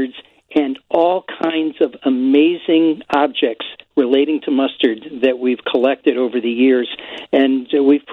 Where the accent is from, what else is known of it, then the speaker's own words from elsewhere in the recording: Massachusetts, United States; moved away; I'm originally from Massachusetts